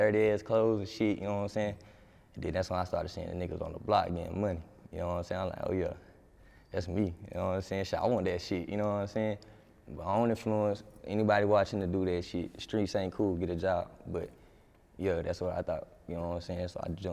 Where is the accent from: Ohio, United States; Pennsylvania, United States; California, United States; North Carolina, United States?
North Carolina, United States; Lumberton; I'm from Lumberton, North Carolina, but I put on for the whole Robinson County